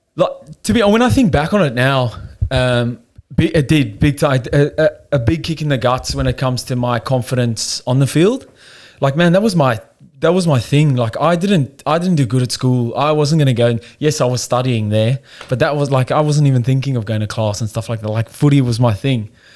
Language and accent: English; Cape Town, Western Cape, South Africa; moved away as an adult; now in Australia; I don't know if you can hear by the accent. I'm South African. I come over here about five years ago. Um, born in Cape Town, so it's like the southern part of of of South Africa. Um, yeah, no, pretty normal upbringing